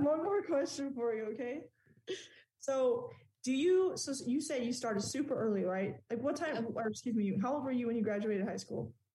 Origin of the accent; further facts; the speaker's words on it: Texas, United States; As a Texan